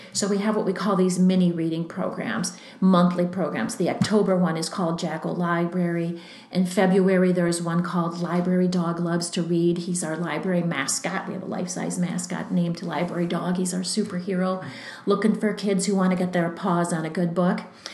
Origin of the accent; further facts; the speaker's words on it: Green Bay, Wisconsin, United States; now in Redwood Falls, United States; Growing up in Green Bay, and the Southwest branch was the little library closest to my home